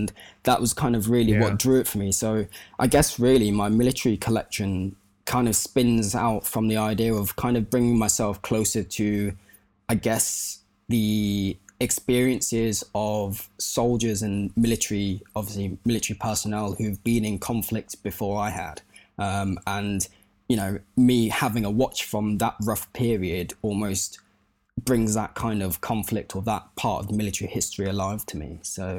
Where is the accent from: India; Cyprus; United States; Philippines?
Cyprus; I was growing up in Cyprus at the time, so I'm now working in Cyprus, but I was also growing up in Cyprus.